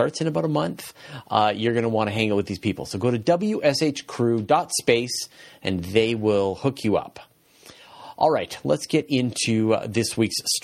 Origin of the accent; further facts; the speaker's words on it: Canada; I'm Canadian